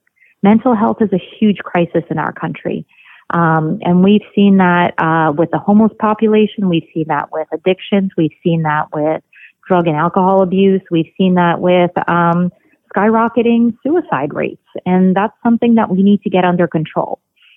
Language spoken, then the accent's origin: English; Baltimore, Maryland, United States; English is a second language; also born or lived in Odesa, Ukraine; now in Virginia, United States; I was born in Odessa, Ukraine, when it was still under the Soviet regime. We immigrated to the United States when I was 8 years old on a refugee visa. I came with my single mother and my elderly grandparents. We did not speak English, lived in low-income housing on food stamps in Baltimore City.